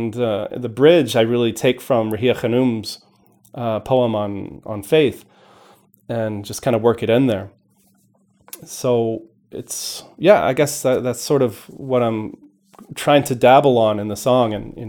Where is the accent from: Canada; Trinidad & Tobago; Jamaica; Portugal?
Portugal; I think just the experiences of growing up in Portugal, for example, were just so wonderful.